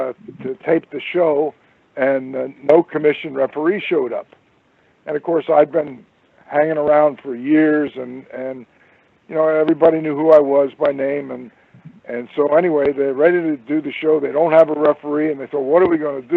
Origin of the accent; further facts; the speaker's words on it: Trenton, New Jersey, United States; also born or lived in Reading, Pennsylvania; I was born and raised in Trenton, New Jersey